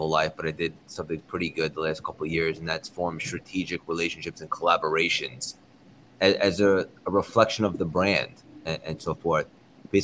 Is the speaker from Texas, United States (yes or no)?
no; New York City, New York, United States; accent: New York; I'm in Manhattan in the Big Apple.